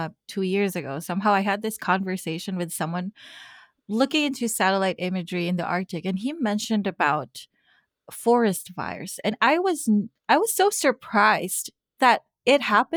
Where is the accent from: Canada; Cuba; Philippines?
Philippines; I come from the Philippines, and there's a huge difference between my country, a tropical country